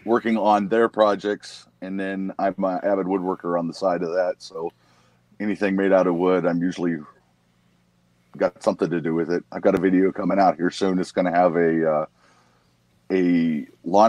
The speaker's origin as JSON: {"language": "English", "town": "Cedar Rapids", "region": "Iowa", "country": "United States", "said": "I'm originally from Cedar Rapids, Iowa, which is about 15 minutes from where we're at now"}